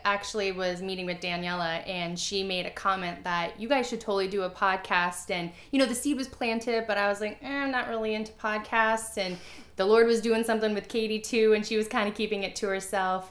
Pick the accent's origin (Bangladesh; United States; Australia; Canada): United States; Missouri; I grew up in Missouri. It's the Bible Belt, right?